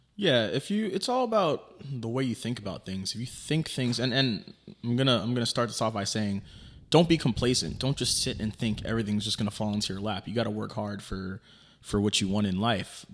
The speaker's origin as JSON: {"language": "English", "town": "New York City", "region": "New York", "country": "United States", "tie": "born or raised there", "moved": "yes", "said": "it's in Queens, New York, my hometown, Fresh Meadows, probably like ten minutes away from my childhood home"}